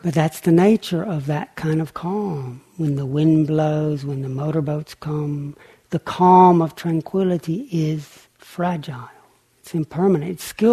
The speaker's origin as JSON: {"language": "English", "area": "Lake Chickamauga", "region": "Tennessee", "country": "United States", "tie": "born or raised there", "said": "I grew up on Lake Chickamauga in Tennessee"}